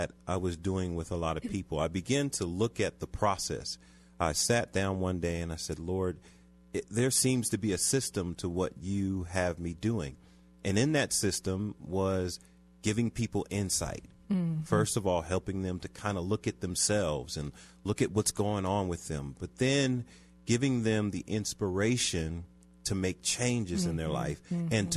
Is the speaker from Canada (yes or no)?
no; Philadelphia, Pennsylvania, United States; now in Aurora, United States; I'm originally from Philadelphia.